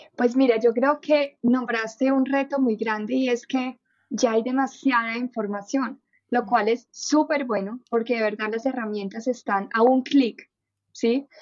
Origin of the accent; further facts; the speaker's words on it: Germany; Spanish is a second language; moved away as an adult; now in Colombia; nací en Alemania, viví toda mi vida en Alemania